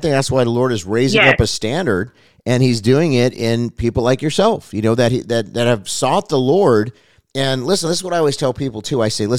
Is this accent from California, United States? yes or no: yes; Los Angeles, California, United States; I grew up in Los Angeles Unified School District. I mean, we had friends of every color and creed, and honestly, it wasn't really a big deal.